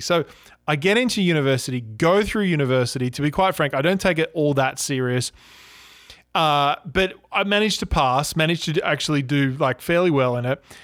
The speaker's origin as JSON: {"language": "English", "town": "Cronulla", "region": "New South Wales", "country": "Australia", "tie": "born or raised there", "also_born_or_lived": "Toronto, Canada", "said": "I grew up in Australia, right, and, and I actually grew up near the beaches in a place called Cronulla. Now, Cronulla is, it's a little bit south of Sydney."}